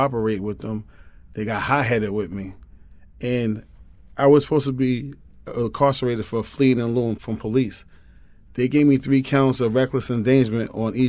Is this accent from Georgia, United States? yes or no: no; New York, United States; I was from New York